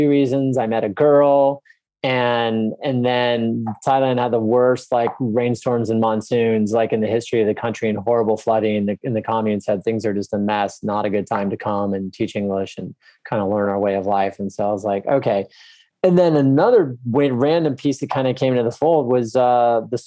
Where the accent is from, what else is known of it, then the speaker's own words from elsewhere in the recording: Texas, United States; I grew up in Texas, I love Texas